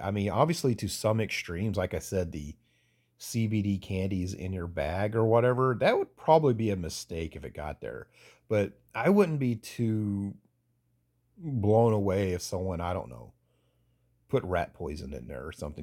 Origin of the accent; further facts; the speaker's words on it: Statesboro, Georgia, United States; moved away; also born or lived in Atlanta suburbs, Georgia; I moved away from Statesboro, Georgia, into the s, suburbs of Atlanta